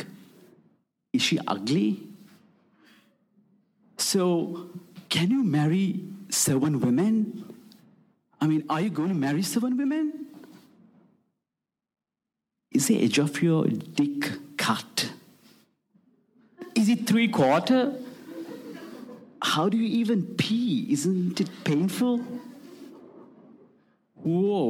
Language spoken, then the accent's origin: English; Colombo, Western Province, Sri Lanka; I was born and bred in Colombo, the capital city of Sri Lanka